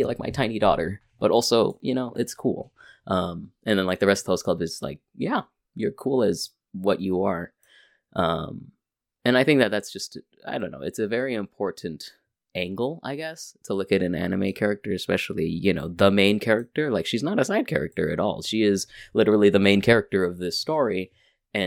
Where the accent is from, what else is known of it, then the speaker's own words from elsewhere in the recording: California, United States; I'm from California